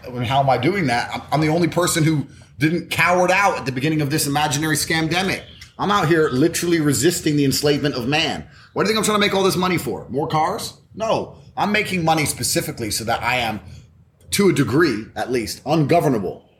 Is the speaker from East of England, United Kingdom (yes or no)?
yes; Luton, East of England, United Kingdom; moved away as an adult; also born or lived in Washington, D.C., United States; I left when I was nine, and I grew up on a council estate in Luton